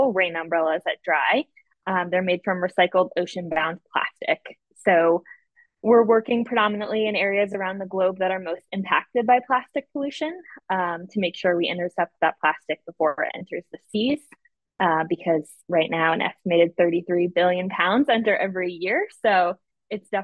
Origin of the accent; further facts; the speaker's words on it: Boston, Massachusetts, United States; I'm from Boston and the weather can be pretty bad there